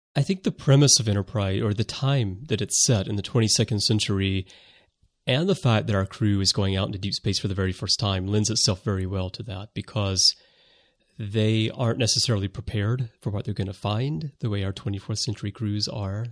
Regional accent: United States; now in Japan; I am American

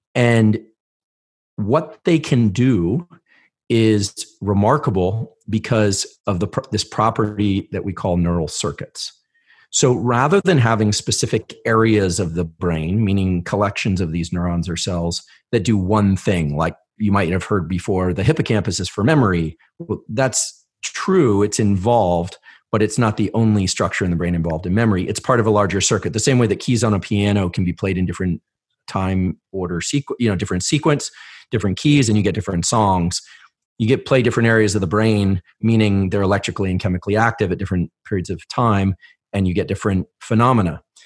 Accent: Palo Alto, California, United States; I grew up in Palo Alto

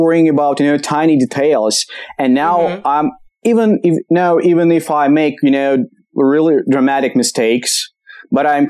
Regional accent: Kamchatka Krai, Russia; English is a second language; now in Moscow, Russia; Originally I'm from Kamchatka

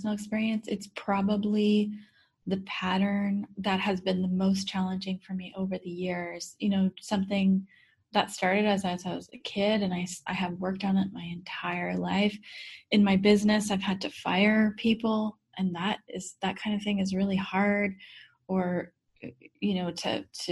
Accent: Midwest, United States; I grew up in the Midwest

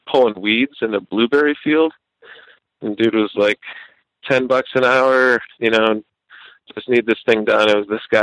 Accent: Arizona, United States; moved away as an adult; also born or lived in Bellingham, Washington; I grew up in Arizona, you know, so it's just desert and suburbs

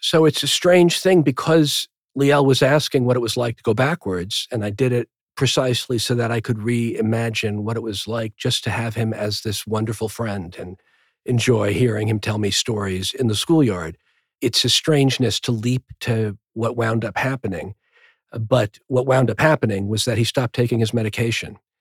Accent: New Rochelle, New York, United States; also born or lived in Manhattan, New York / Brookline, Massachusetts; I was born in Manhattan. We moved when I was seven to Brookline, Massachusetts for three years, and then we moved to New Rochelle, a Westchester

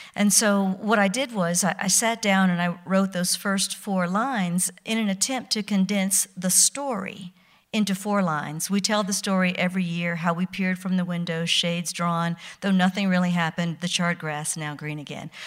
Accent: Mississippi, United States; I was born near Easter, nineteen sixty-six, in Mississippi.

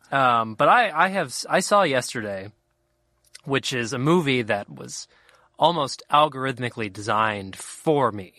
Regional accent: Cincinnati, Ohio, United States; I grew up in Cincinnati, Ohio, which is pretty, I think, pretty Midwestern

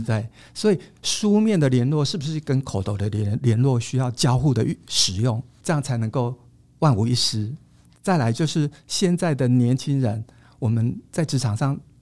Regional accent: Taiwan; 但在我们台湾人觉得帮人家夹菜是一种很热情的招呼

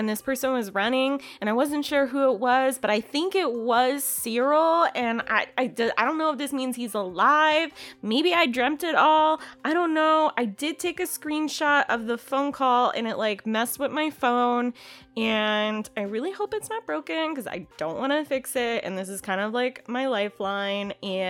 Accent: Illinois, United States; there was like some weird instance that happened in a town actually kind of close to where I grew up in Illinois.

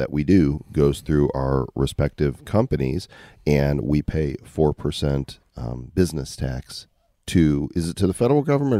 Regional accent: Illinois, United States; also born or lived in Texas / Oklahoma; now in Puerto Rico; I grew up in Illinois. So I stood at the damn bus stop in those cold winters for 12 years.

